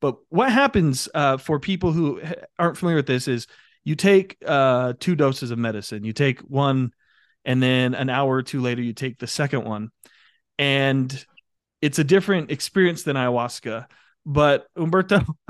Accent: United States; the American folks, myself included

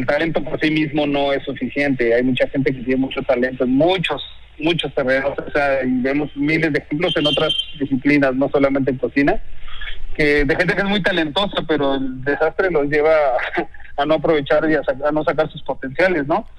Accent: Uruapan, Michoacán, Mexico; now in Mexico City, Mexico; yo soy de Michoacán, nací en Uruapan.

